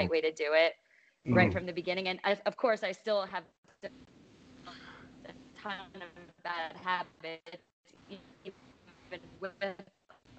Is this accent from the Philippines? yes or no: no; East Coast, United States; now in San Diego, United States; I am originally from the East Coast, now living in San Diego, California.